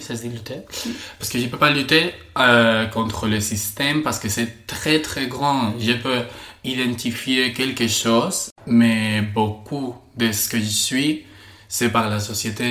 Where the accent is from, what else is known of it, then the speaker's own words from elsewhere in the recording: Spain; French is a second language; je suis espagnol.